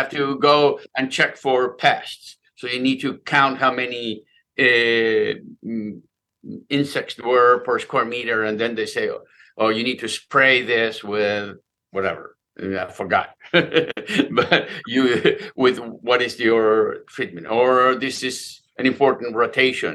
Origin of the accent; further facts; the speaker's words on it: Buenos Aires, Argentina; moved away; I grew up in Buenos Aires